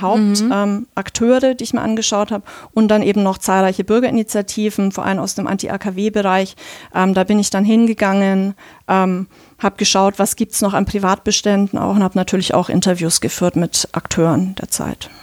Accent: Bavaria, Germany; ich komme auch selber aus Bayern

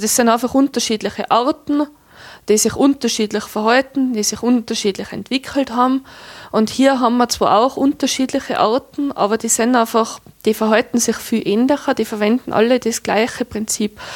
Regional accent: Tyrol, Austria; bei uns in Tirol

